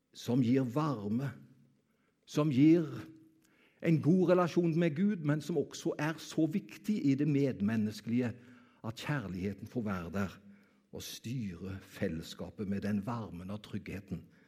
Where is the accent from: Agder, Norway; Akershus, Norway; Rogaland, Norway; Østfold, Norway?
Rogaland, Norway; Karmøy; Jeg kommer jo fra Karmøy.